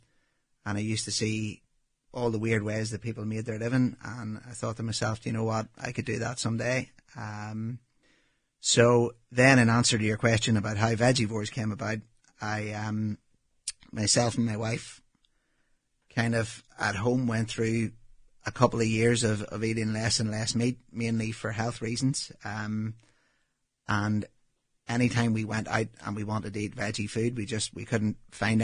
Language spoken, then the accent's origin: English; Northern Ireland, United Kingdom; moved away as an adult; also born or lived in New Zealand; as you can tell from my accent, obviously I grew up in Northern Ireland